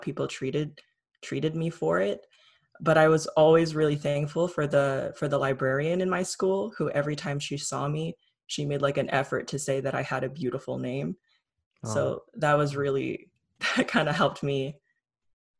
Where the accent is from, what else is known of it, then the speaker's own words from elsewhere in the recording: Trenton, Ontario, Canada; I grew up in Trenton, which was pretty white